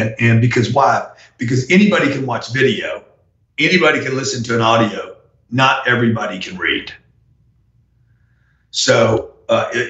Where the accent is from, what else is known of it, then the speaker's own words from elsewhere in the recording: Louisiana, United States; I'm from Louisiana